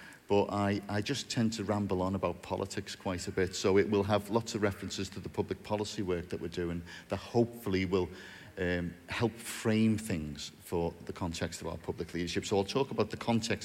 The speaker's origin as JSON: {"language": "English", "town": "Bootle", "region": "North West England", "country": "United Kingdom", "tie": "born or raised there", "said": "I'm from a place called Bootle in North Liverpool. Yes. Where there is a very strong Pentecostal presence, you'll be glad to hear. I was born in Bootle, raised there, went to school there occasionally"}